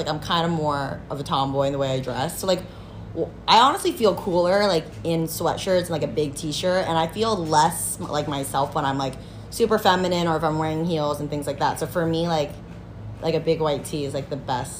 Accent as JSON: {"language": "English", "area": "Bay Area", "region": "California", "country": "United States", "tie": "born or raised there", "said": "I kind of like grew up in like the Bay Area, but then also San Francisco."}